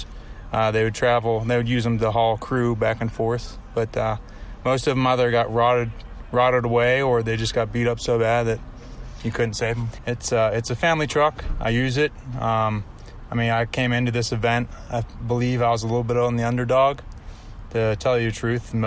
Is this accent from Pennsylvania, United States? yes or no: yes; New Brighton, Pennsylvania, United States